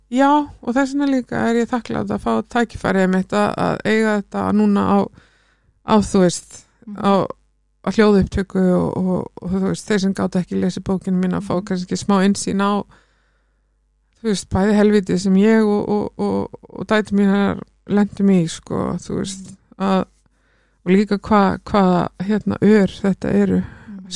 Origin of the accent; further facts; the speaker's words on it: Iceland; also born or lived in London, United Kingdom; við sem Íslendingar